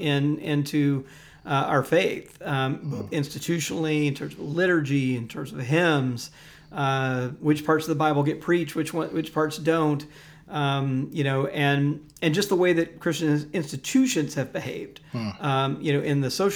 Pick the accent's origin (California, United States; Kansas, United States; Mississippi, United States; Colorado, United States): Mississippi, United States; Jackson; moved away; I grew up Southern Baptist in Jackson, Mississippi.